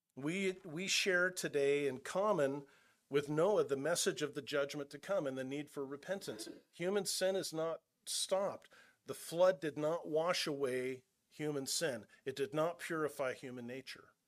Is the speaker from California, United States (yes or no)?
yes; California, United States; moved away; I'm originally from California. I'm not from Nebraska